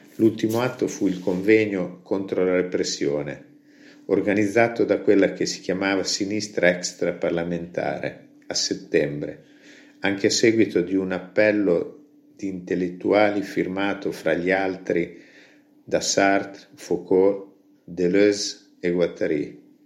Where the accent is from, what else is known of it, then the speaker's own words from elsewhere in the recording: Gambettola, Emilia-Romagna, Italy; alla cooperativa del popolo del mio paese